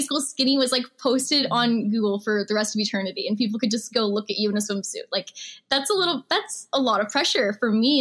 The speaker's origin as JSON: {"language": "English", "region": "Missouri", "country": "United States", "tie": "born or raised there", "also_born_or_lived": "Houston, Texas", "said": "I grew up in Missouri. So I lived in a very small town. I actually moved there in the sixth grade"}